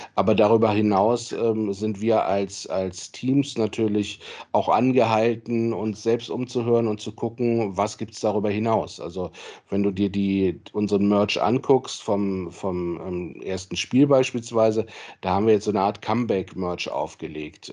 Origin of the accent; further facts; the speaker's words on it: Solingen, North Rhine-Westphalia, Germany; moved away as an adult; also born or lived in Marburg / Cologne; Ich komme aus Solingen gebürtig, äh, wohne auch inzwischen wieder in Solingen